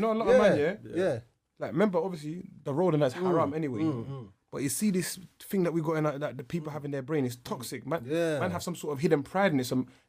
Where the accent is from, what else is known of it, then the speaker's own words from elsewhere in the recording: London, United Kingdom; I'm from Southwark.